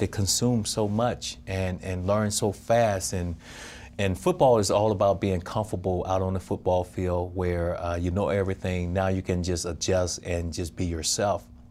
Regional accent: Crawford, Mississippi, United States; born or raised there

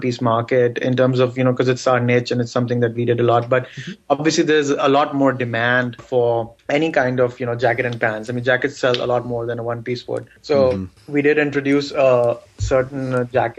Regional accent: Pakistan; first language Urdu; English is a second language; also born or lived in San Jose, United States; now in United States; I'm from Pakistan

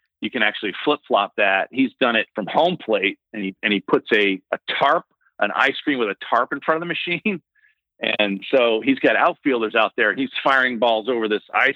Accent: Northeast, United States; I grew up in the Northeast

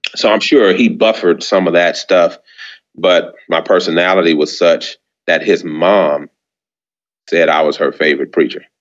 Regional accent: San Antonio, Texas, United States; also born or lived in Birmingham, Alabama; I was born in San Antonio, Texas. Mm-hmm. That's where I was reared

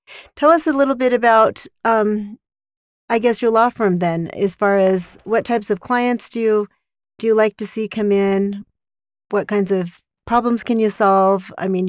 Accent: Caseville, Michigan, United States; We want to know that we're from Caseville. We lived here a long time. We love it.

